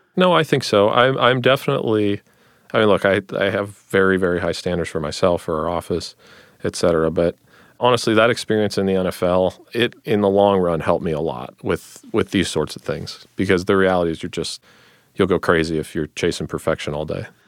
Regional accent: Northeast Ohio, United States; also born or lived in Stanford, California; I grew up here in Northeast Ohio

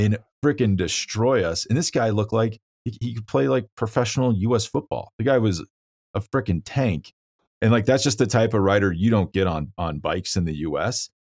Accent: Kansas, United States; now in Colorado, United States; I'm from Kansas. I live in Colorado now

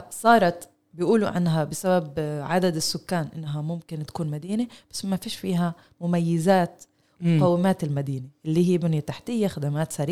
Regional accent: Palestine; وهذا عن جد إشي نقطة جوهرية لإلنا إحنا حتى كفلسطينية

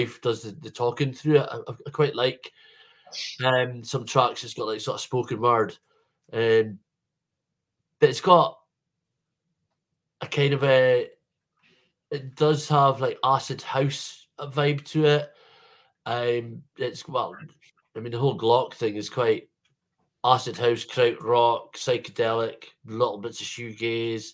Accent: Scotland, United Kingdom; being Scottish

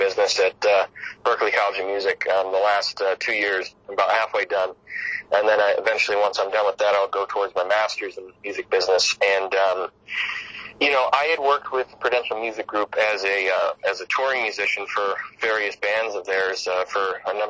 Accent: Detroit, Michigan, United States; I'm from Detroit

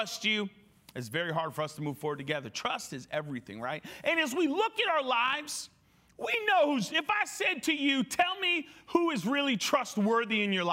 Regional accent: New England, United States; moved away; I come from New England. I was born and raised there

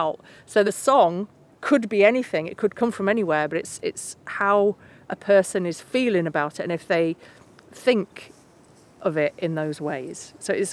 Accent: Keighley, Yorkshire and the Humber, United Kingdom; I'm from Keighley, West Yorkshire

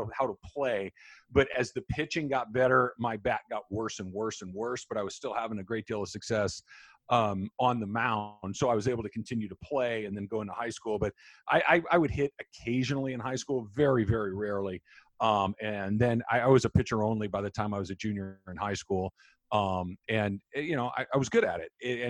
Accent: Southern California, United States; I grew up in Southern California

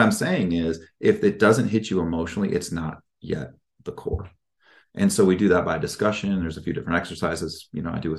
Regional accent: Midwest, United States; I'm from the Midwest

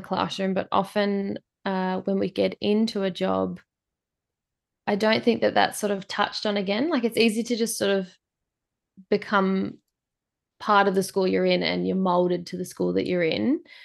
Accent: Swan Hill, Victoria, Australia; I'm from the top of Victoria, so Swan Hill in Victoria

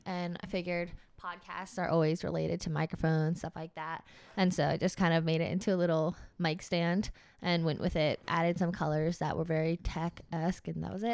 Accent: Georgia, United States; I'm from Georgia, so in my head, tech was just, like, where all the STEM kids from my high school end

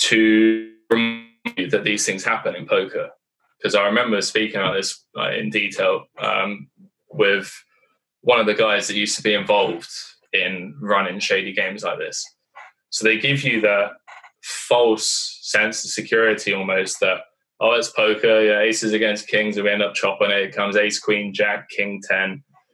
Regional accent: United Kingdom; moved away; also born or lived in Eastern Europe; I'm a British guy in Eastern Europe

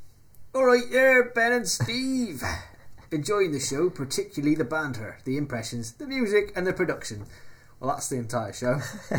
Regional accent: Scotland, United Kingdom; moved away as an adult; now in Canada; Hendry is a little older than me, and I'm originally from Fife, I idolised him growing up.

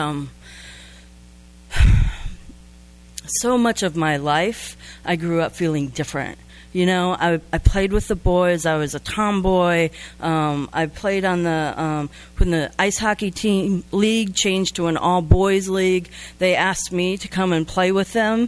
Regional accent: Midwest, United States; I grew up in the Midwest and right in the heart of the Bible Belt.

